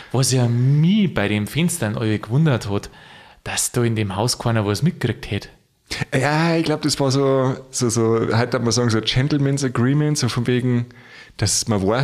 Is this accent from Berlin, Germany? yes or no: no; Bavaria, Germany; Ich sage dir jetzt aber, den brauche aus Niederbayern oder aus da der Region, wo ich herkomme, und zwar Ohrkarren.